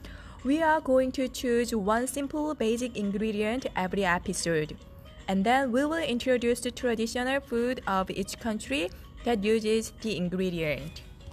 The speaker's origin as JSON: {"language": "English", "country": "South Korea", "moved": "yes", "said": "from Korea."}